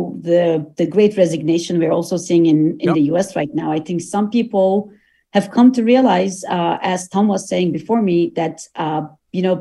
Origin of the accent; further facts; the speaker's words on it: Turkey; now in United States; I go to Turkey often because I am originally from Turkey